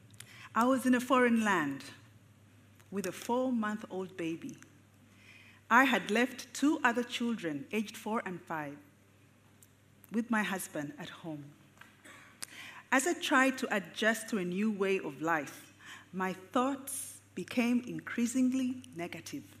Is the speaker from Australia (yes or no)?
no; Uganda; I am a psychiatrist born and raised in Uganda.